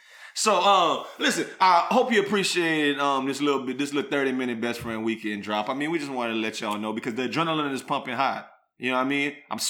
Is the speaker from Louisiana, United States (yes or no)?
yes; South Louisiana, United States; I could talk French because I'm from South Louisiana